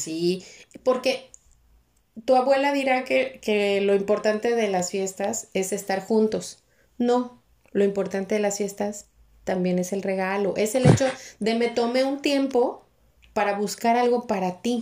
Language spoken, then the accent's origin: Spanish; Mexico; somos los mexicanos